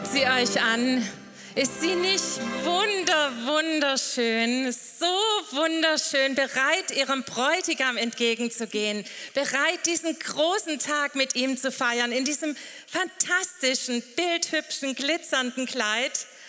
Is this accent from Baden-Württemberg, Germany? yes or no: yes; St. Johann, Baden-Württemberg, Germany; wir kommen von der rauen Alp, wo es aber auch heute bestimmt ganz schön warm ist. St. Johann, Bleichstetten